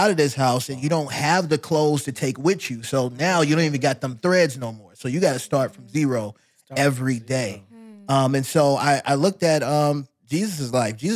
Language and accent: English; Fort Polk, Louisiana, United States; born there; Where I was born in Louisiana.